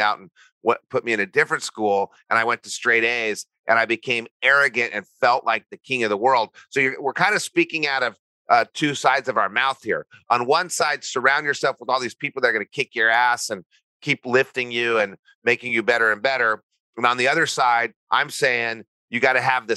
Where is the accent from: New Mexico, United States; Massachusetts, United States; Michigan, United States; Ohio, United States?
New Mexico, United States; I grew up in New Mexico